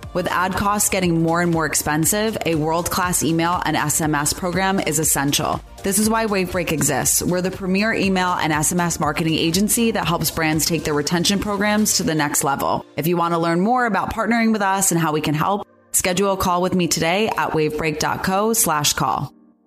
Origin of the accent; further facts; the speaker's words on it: New York, United States; I'm from New York, so I think, uh, growing up in New York